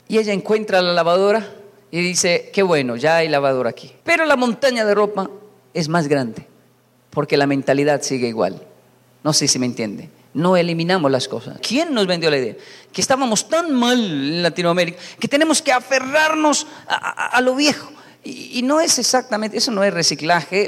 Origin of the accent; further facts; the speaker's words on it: Colombia; also born or lived in Japan; Yo crecí, esto pasaba en Colombia